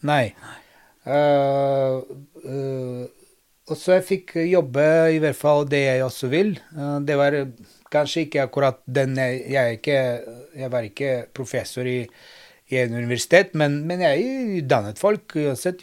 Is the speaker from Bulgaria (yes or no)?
yes; Bulgaria; Norwegian is a second language; now in Norway; jeg bor i Norden, men kommer fra Sør-Europa, for i Bulgaria faktisk